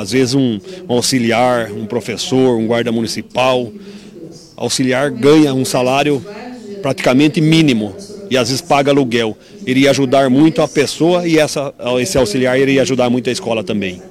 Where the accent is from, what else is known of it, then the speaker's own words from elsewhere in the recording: Brazil; eu fui criado ali ao lado do Humberto de Campos e nunca furtaram Humberto de Campos, que é ao lado do Nova Esperança, que é considerado um bairro de alta perigosidade, onde eu nasci com muito orgulho